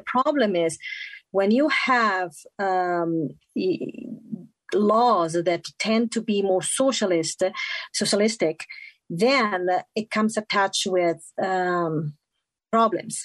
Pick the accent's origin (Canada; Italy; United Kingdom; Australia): Italy; English is a second language; moved away as an adult; now in Utah, United States; I'm born and raised in Italy, but I call Utah home since 1998